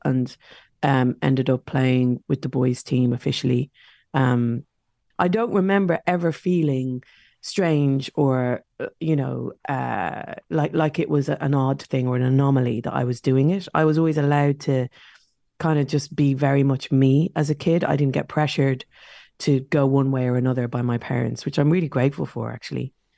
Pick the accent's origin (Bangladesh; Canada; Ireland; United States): Ireland; Dublin, Leinster; now in London, United Kingdom; in our estate where I grew up in South Dublin